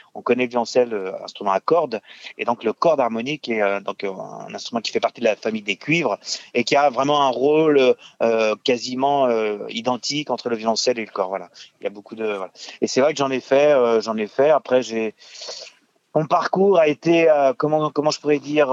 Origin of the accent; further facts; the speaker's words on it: Tours, Centre-Val de Loire, France; also born or lived in Boulogne-Billancourt / Paris; j'ai fait euh, donc le conservatoire de Tours, puisque j'ai grandi à Tours